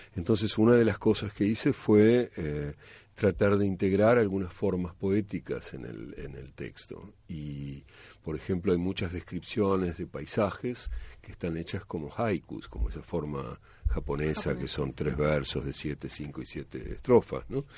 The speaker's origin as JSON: {"language": "Spanish", "region": "Buenos Aires", "country": "Argentina", "said": "yo soy de Buenos Aires, de la capital"}